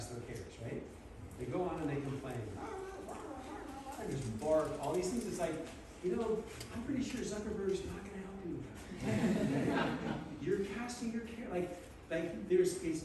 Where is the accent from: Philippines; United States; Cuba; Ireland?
United States; Southern California; moved away; I grew up in Southern California on the beach